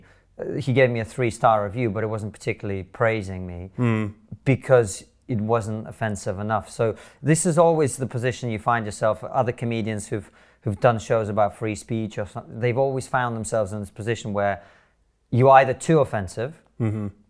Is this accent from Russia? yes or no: yes; Moscow, Russia; also born or lived in Soviet Union; I grew up in the Soviet Union in different parts of it. So I was born in Moscow. I lived there for 4 years.